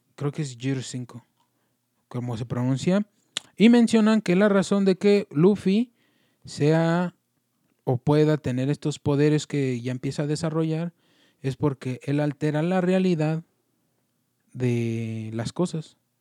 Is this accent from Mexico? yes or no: yes; Mexico; como mexicanos